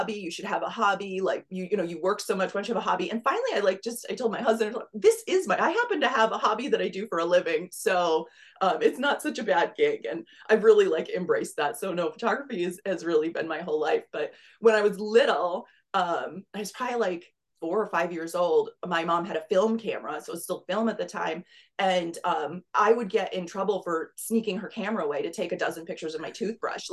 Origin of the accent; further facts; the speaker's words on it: Pennsylvania, United States; moved away as an adult; also born or lived in Rochester, New York; now in Southwest Florida, United States; I grew up in Pennsylvania, so that's where I'm originally from